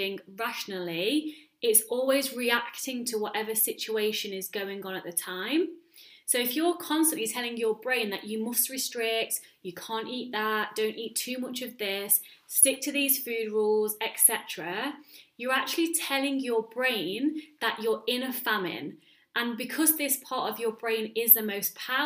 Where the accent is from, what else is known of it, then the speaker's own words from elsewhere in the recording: United Kingdom; now in Netherlands; I'm British